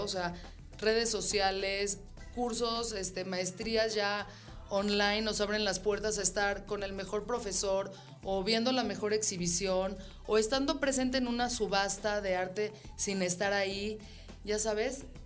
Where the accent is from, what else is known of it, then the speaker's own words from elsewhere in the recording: Mexico; yo como mujer mexicana